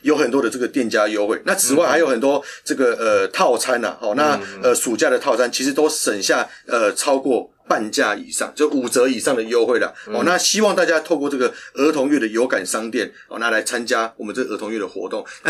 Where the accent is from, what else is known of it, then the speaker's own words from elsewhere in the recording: Taipei, Taiwan; 我们台北人可以挺我们自己台北市的这个观光产业